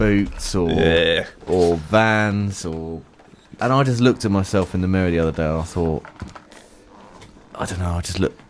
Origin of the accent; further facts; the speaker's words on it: London, United Kingdom; accent: Cockney; I grew up in London